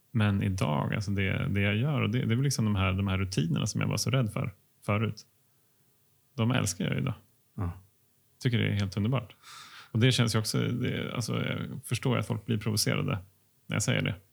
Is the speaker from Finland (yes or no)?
yes; Finland; jag är finne